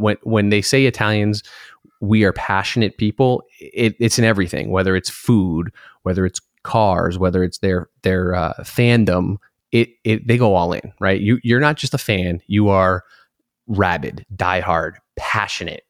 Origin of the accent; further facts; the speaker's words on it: Connecticut, United States; moved away; we grew up in Connecticut, Lime Rock Park